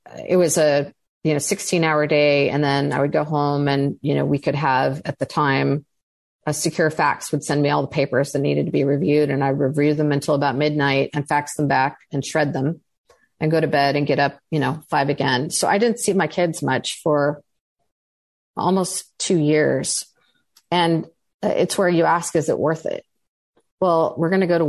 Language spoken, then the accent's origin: English; California, United States; I grew up in California